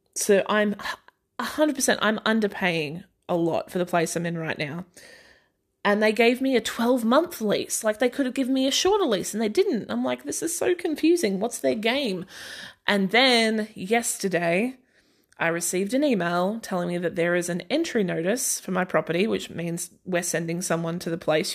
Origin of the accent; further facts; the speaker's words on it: Australia; i'm aussie and i did grow up in a small town